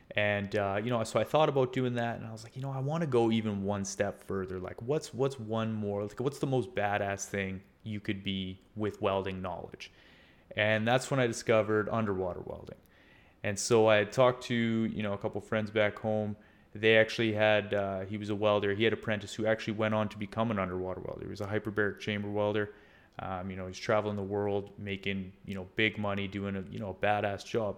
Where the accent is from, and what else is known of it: Canada; also born or lived in Scotland